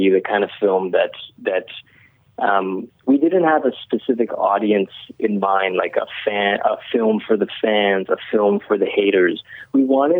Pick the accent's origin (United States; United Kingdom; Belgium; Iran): Iran; now in Canada; I came to Canada as a refugee. I was born in Iran